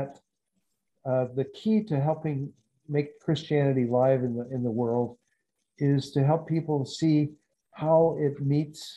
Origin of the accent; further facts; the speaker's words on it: the South, United States; moved away as an adult; I grew up in the South